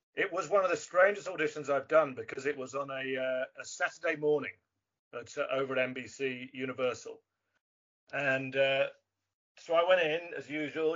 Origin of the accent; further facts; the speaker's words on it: England, United Kingdom; being English